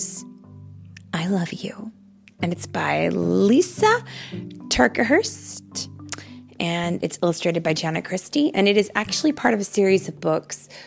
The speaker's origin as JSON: {"language": "English", "town": "Los Angeles", "region": "California", "country": "United States", "said": "we're from Los Angeles"}